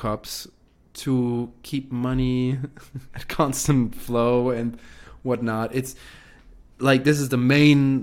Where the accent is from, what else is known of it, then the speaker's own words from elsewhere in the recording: Switzerland; I have a German father, I have a French mother who's also Swiss, and I was born in Switzerland.